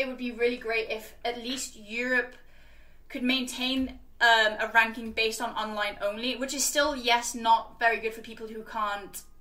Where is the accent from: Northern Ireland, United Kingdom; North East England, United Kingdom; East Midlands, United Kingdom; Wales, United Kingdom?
Wales, United Kingdom; I was from Wales, where it was, like, 6 or 7 people at the time